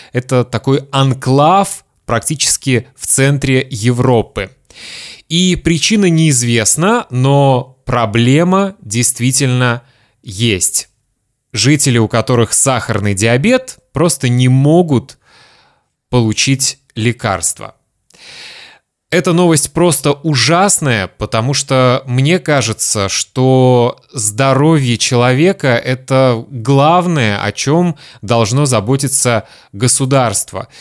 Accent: Kaliningrad, Kaliningrad Oblast, Russia; moved away; also born or lived in Lithuania; моего родного города Калининграда

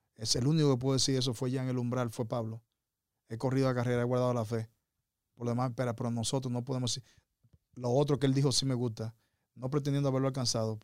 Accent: Dominican Republic; moved away; mi país, República Dominicana

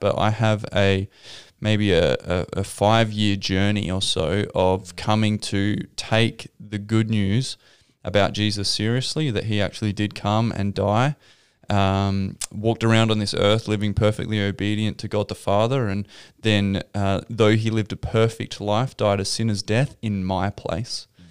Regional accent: Victor Harbor, South Australia, Australia; also born or lived in Adelaide; I grew up in Victor Harbour. Mm-hmm. Down on the South Coast

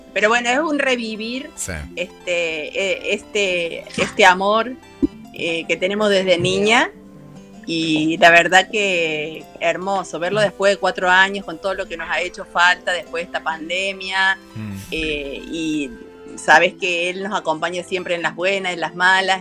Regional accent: Córdoba, Argentina; soy cordobesa.

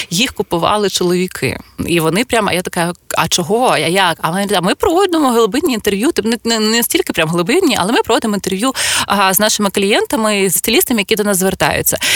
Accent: Zaporizhzhia, Zaporizhzhia Oblast, Ukraine; moved away as an adult; now in Kyiv, Ukraine; я родом з Запоріжжя

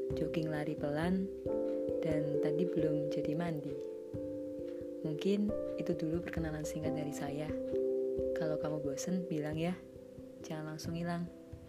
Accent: Yogyakarta, Special Region of Yogyakarta, Indonesia; Saya orang Jogja

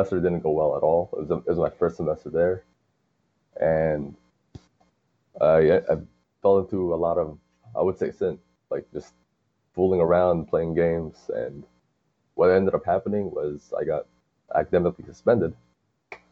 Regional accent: Hartsdale, New York, United States; I'm actually from Hartsdale

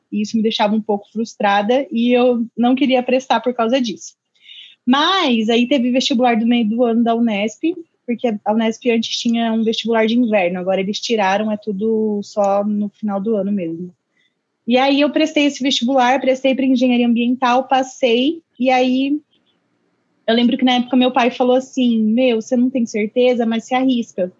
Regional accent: Indaiatuba, São Paulo, Brazil; moved away as an adult; also born or lived in Sorocaba; eu sou de Indaiatuba, interior, Indaiatuba. pertinho de Sorocaba

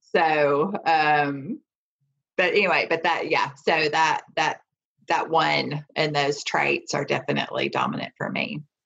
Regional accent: the South, United States; growing up in the South

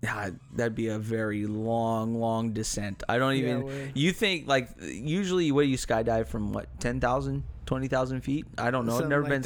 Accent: United States; We're American.

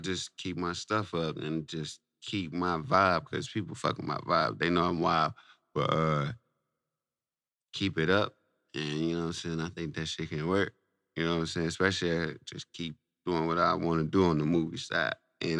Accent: Saginaw, Michigan, United States; I grew up on Fulton, nigga. That's where I'm from, that side.

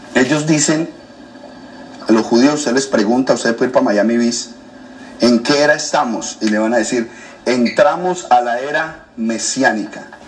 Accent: Colombia; moved away as an adult; now in United States; soy colombiano.

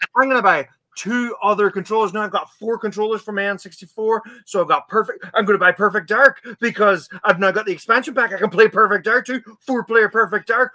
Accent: Letterkenny, Ulster, Ireland; growing up in Letterkenny

